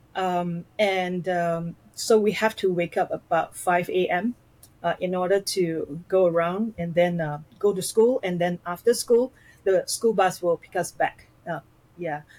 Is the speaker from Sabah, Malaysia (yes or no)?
no; near the border with Singapore, Johor, Malaysia; now in Singapore; my family we um, uh, we lived in Malaysia, just across the causeway of Singapore